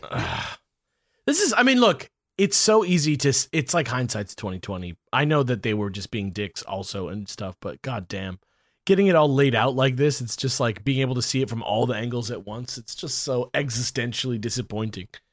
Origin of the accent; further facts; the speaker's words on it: United States; I grew up in America for thirty-five years